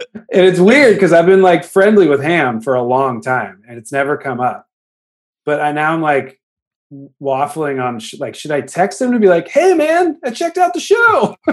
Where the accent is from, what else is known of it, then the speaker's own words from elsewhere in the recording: the Bay Area, California, United States; We grew up in the Bay.